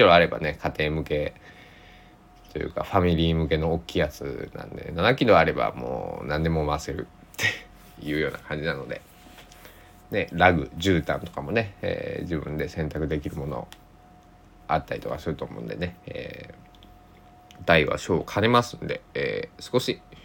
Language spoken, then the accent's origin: Japanese; Susaki, Kochi, Japan; born or raised there